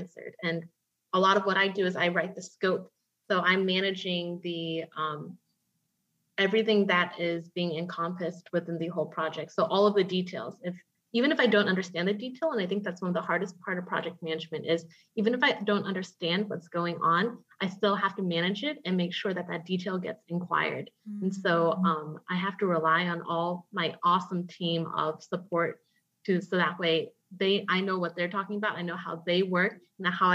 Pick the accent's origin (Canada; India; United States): United States; Atlanta, Georgia; moved away as an adult; also born or lived in Houston, Texas; I grew up in Atlanta, Georgia